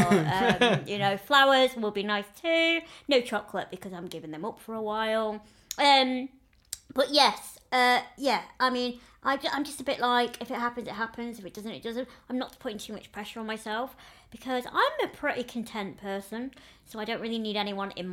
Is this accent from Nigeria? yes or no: no; the north of England, United Kingdom; accent: northern; moved away; That's because I'm from up north